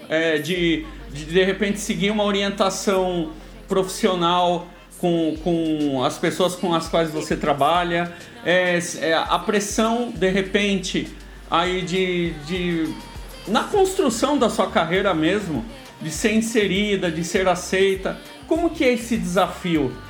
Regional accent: Brazil; nós como brasileiros músicos

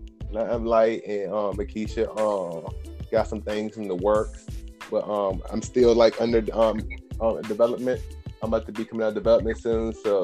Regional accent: Charlotte County, Virginia, United States; now in Lynchburg, United States; from the group …. I'm from Charlotte County originally. I've been living in Lynchburg, Virginia for about 8-9 years.

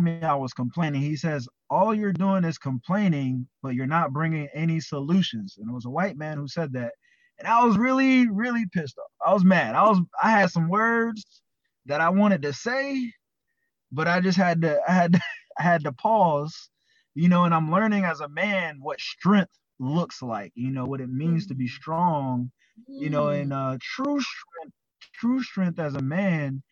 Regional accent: Charleston, South Carolina, United States; I'm from Charleston, South Carolina

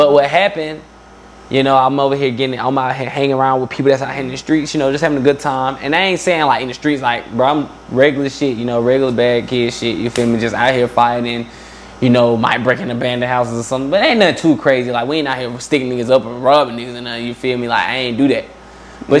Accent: Atlanta, Georgia, United States; also born or lived in Albany, Georgia; I moved up from like 4. So really, I'm from Atlanta. I was from the east side of Atlanta, I guess. You feel me? I was right there in DeKalb County

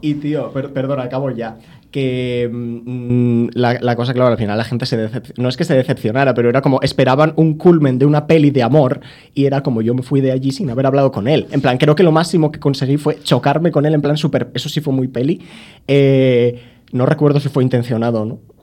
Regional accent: north of the Cantabrian Mountains, Spain; siendo del norte de la cordillera cantábrica

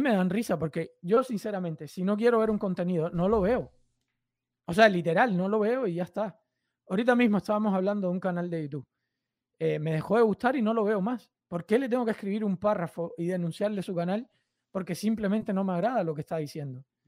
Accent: Cuba; now in United States; soy cubano

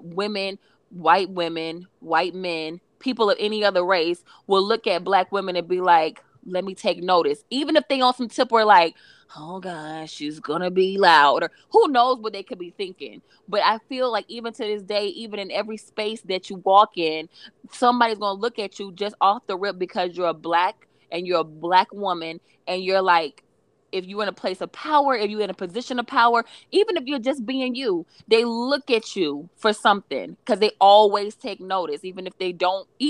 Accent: Atlanta, Georgia, United States; me growing up for most of my life, my most formative years I spent growing up in Atlanta

